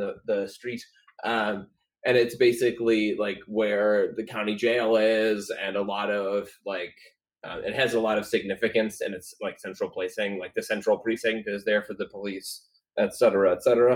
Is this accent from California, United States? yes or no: no; Chicago, Illinois, United States; now in Portland, United States; I come from Chicago